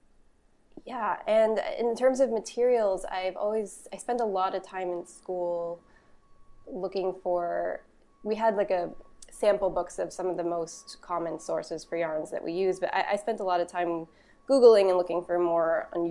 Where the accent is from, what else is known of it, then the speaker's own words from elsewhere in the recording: Boston, Massachusetts, United States; I was born and raised in Boston, and I was in the Boston public school system all throughout high school